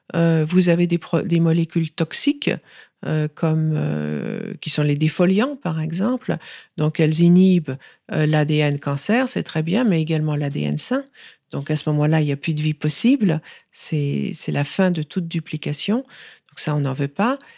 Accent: France; moved away; also born or lived in New York, United States; Et donc j'ai grandi en France, j'ai fait toutes mes études en France

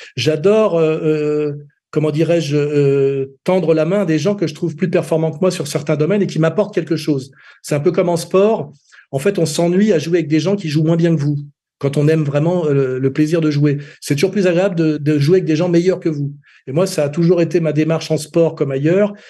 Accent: Meudon, Île-de-France, France; quand j'étais gamin à Meudon-la-Forêt, qui était quand même une cité dortoir des usines Renault

